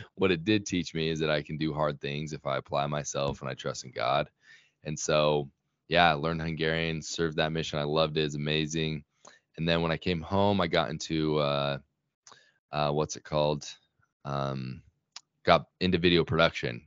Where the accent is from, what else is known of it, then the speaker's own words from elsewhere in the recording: Sandy, Utah, United States; I grew up in Sandy, Utah, and that's actually where I still live now